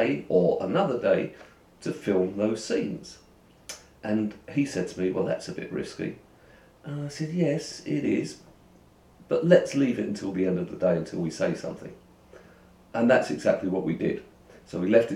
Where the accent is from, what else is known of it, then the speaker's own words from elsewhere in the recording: London, United Kingdom; I'm from London, East London